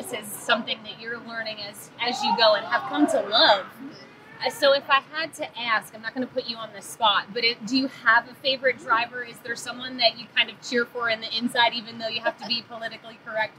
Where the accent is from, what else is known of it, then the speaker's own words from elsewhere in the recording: Central Pennsylvania, United States; I grew up here in Central Pennsylvania